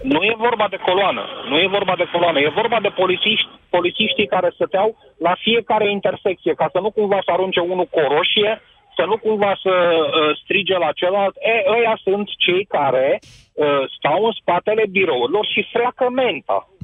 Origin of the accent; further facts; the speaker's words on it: Brașov, Brașov County, Romania; sunt din Brașov